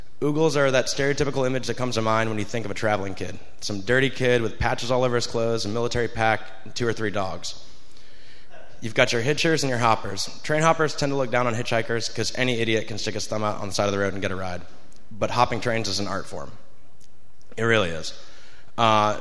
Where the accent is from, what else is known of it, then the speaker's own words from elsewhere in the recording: Virginia Beach, Virginia, United States; moved away as an adult; I grew up in Virginia Beach too